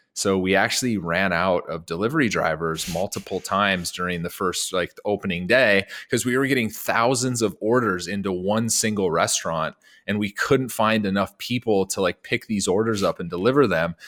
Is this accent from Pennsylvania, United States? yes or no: no; small town North Dakota, United States; moved away; I'm from, like, small town North Dakota